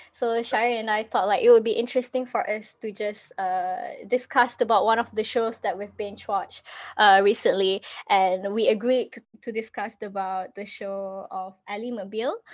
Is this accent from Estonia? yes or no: no; Malaysia; I'm actually from Malaysia